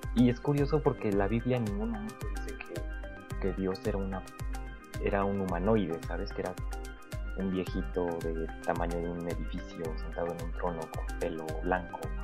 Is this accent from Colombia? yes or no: no; Mexico; nosotros como mexicanos nacimos en México